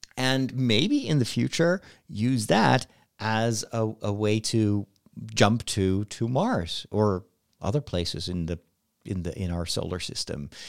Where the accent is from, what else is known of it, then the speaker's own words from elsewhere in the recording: Netherlands; my home country in the Netherlands